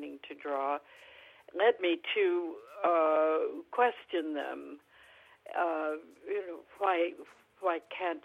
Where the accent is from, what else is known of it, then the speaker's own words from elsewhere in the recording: California, United States; I'm a Californian, native Californian. I have lived here most of my life